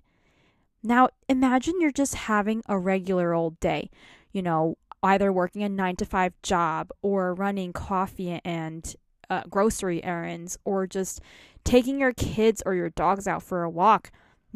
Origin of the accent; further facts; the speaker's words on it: New York, United States; I'm from New York.